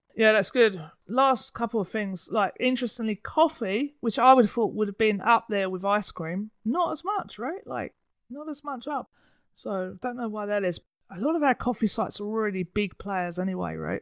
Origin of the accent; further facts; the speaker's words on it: United Kingdom; moved away; being a Brit